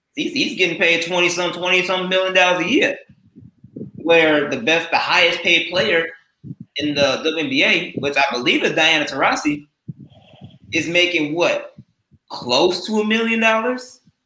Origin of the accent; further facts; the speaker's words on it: Oswego, Illinois, United States; I'm from Oswego